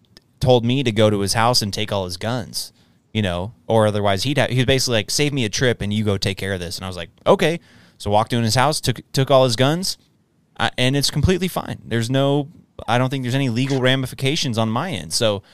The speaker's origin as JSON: {"language": "English", "region": "Texas", "country": "United States", "said": "But I, as a Texan who has a concealed carry permit, I don't have to get background checked now when I purchase a firearm"}